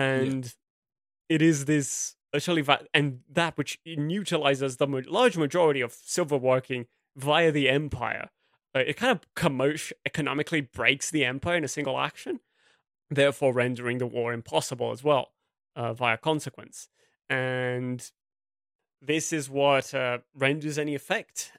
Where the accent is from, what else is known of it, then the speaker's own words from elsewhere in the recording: Brazil; English is a second language; a Brazilian academic